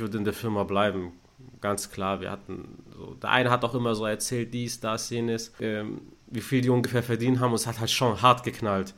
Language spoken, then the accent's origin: German; Stuttgart, Baden-Württemberg, Germany; ich bin in Stuttgart geboren, aufgewachsen